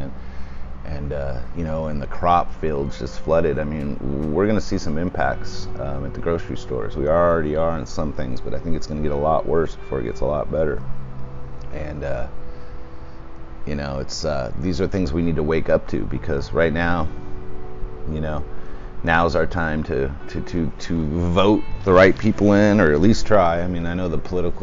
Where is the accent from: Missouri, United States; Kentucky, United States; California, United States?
California, United States; Southern; moved away; I grew up in Southern California